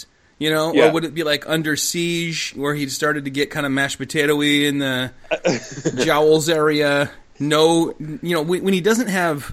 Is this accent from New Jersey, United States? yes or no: no; Bay City, Michigan, United States; now in Lansing, United States; my adopted hometown where I live now.